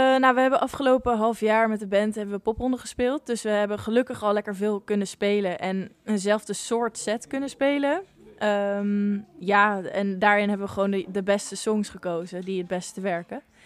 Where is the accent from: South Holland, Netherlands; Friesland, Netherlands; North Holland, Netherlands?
South Holland, Netherlands; The Hague; ik kom zelf uit Den Haag en omstreken